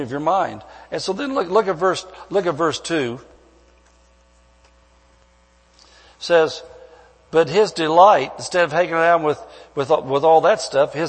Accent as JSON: {"language": "English", "region": "Midwest", "country": "United States", "moved": "as an adult", "lives_now": "California, United States", "said": "back where I came from the Midwest"}